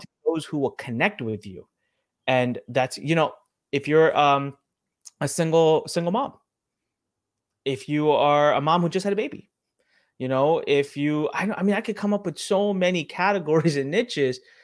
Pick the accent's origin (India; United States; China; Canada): India; I'm from India, I'm Indian